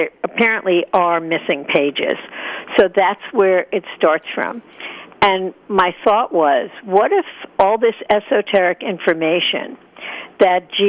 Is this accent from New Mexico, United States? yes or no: no; Hicksville, New York, United States; I grew up in Hicksville, Long Island.